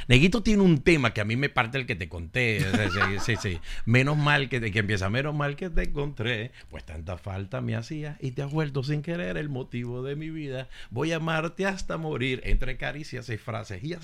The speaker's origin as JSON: {"language": "Spanish", "town": "Caracas", "region": "Capital District", "country": "Venezuela", "tie": "born or raised there", "said": "Hasta los cinco, pero después iba mucho, pasaba muchas vacaciones y todo. Pero, pero siempre, pero me crié en Caracas sin perder mi influencia y sin perder este lo que era la gaita."}